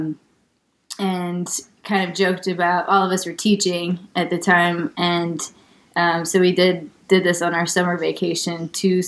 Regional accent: St. Paul, Minnesota, United States; moved away as an adult; now in Chattanooga, United States; We're Midwesterners. We're from St. Paul, Minnesota, which is a really amazing music town in its own right.

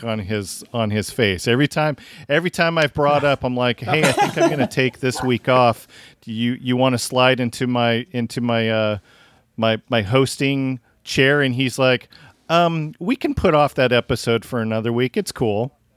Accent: Tacoma, Washington, United States; Wayne and I grew up in Tacoma

